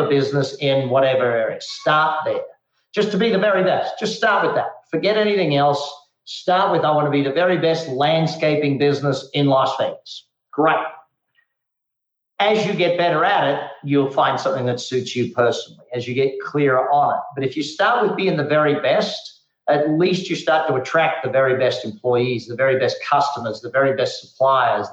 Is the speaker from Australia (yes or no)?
yes; Australia; moved away as an adult; also born or lived in Darwin, Australia / Adelaide, Australia; now in United States; growing up in Australia